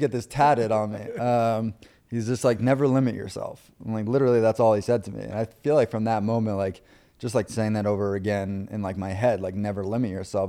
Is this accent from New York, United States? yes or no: yes; Long Island, New York, United States; I was raised on Long Island, uh, grew up on Long Island